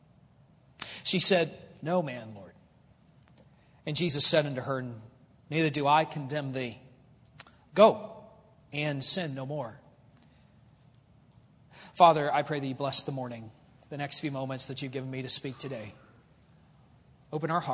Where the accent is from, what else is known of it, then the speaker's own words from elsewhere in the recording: United States; I'm an American